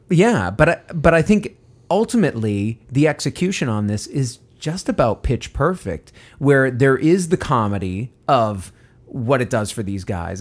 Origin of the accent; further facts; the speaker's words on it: United States; an American